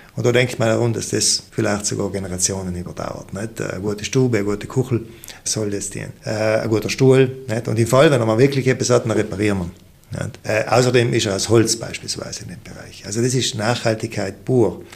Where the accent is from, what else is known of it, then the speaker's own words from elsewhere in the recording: South Tyrol, Trentino-Alto Adige, Italy; wir sind Südtiroler